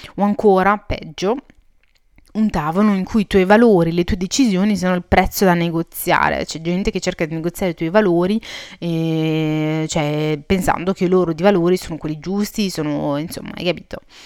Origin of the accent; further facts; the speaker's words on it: Italy; also born or lived in Morocco (ancestry); sono, eh, marocchina di origini e sono cresciuta in Italia